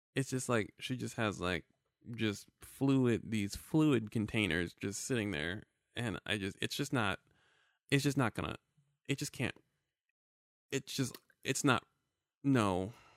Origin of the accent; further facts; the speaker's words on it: New York, United States; I am an, a black American male. I am thirty-four years old. I was born in New York, Brooklyn, New York.